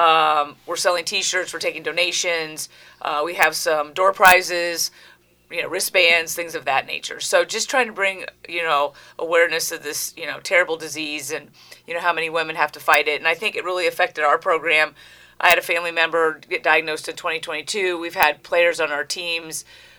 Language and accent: English; Ohio, United States; moved away as an adult; now in Connecticut, United States; I grew up in Ohio